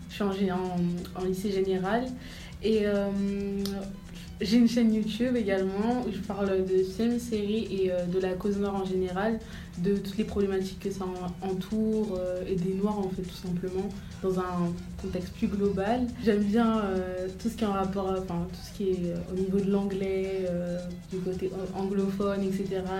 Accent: Brazzaville, Republic of the Congo; also born or lived in Senegal; j'ai 17 ans, je suis congolaise de Brazza et aussi sénégalaise.

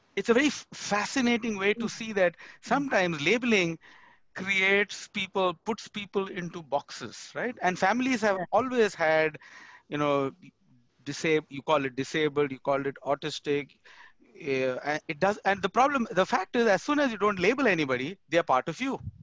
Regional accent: India; moved away as an adult; now in United States; I moved from India to US

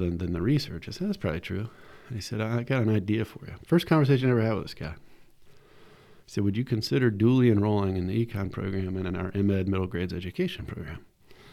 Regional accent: Winston-Salem, North Carolina, United States; also born or lived in Virginia; I'm from Winston-Salem, I'm kind of getting back to the area

